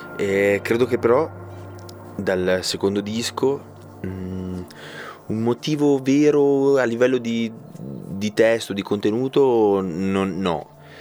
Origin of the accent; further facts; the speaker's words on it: Ticino, Switzerland; noi siamo ticinesi. E, ehm, molti sono. senso, io sono l'unico che sono rimasto in Ticino